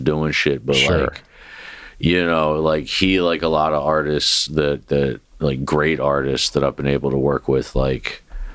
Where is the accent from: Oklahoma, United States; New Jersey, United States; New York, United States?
New Jersey, United States; moved away as an adult; now in Memphis, United States; I'm an East Coast guy. You know what I mean? Like, I grew up in Jersey.